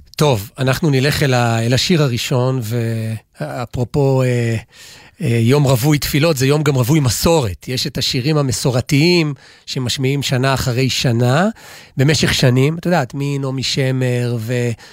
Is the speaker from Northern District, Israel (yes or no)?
no; Gimzo, Central District, Israel; בכפר שאני גדלתי, במושב שגדלתי, מושב גימזו